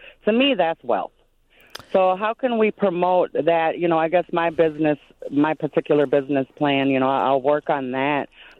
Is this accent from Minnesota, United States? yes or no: yes; Minneapolis, Minnesota, United States; I'm from the Native American Indigenous community in South Minneapolis there.